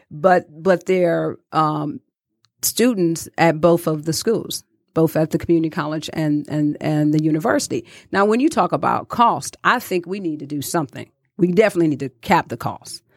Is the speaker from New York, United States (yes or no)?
no; Detroit, Michigan, United States; growing up in Detroit, I watched my grandmother